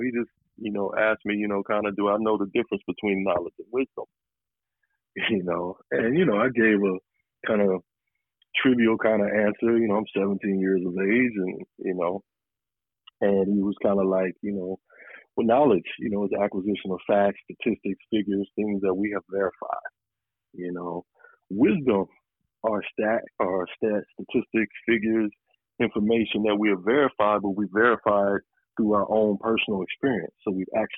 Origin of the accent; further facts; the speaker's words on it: San Diego, California, United States; moved away; also born or lived in Los Angeles; blessed to have grown up, you know, in Southern California when I did, and specifically in San Diego.